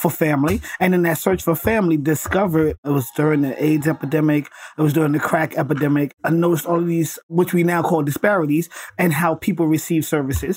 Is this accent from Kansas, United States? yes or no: no; New York City, New York, United States; born and raised in Brooklyn, New York, raised by my grandma